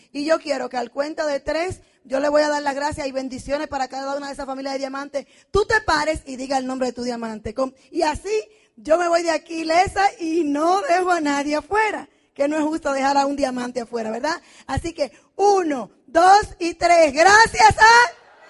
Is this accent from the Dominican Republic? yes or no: yes; Dominican Republic; moved away as an adult; now in United States; Soy dominicana, vengo de la tierra del merengue